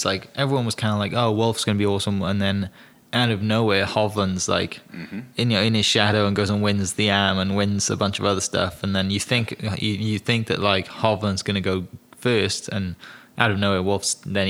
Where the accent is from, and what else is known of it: Wales, United Kingdom